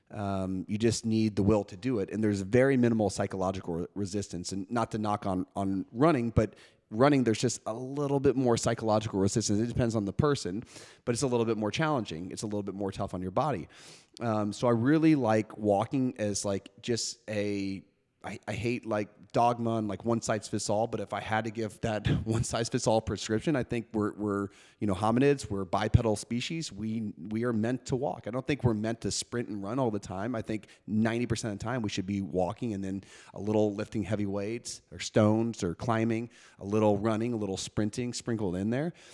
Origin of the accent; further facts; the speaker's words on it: New York City, New York, United States; I grew up in New York City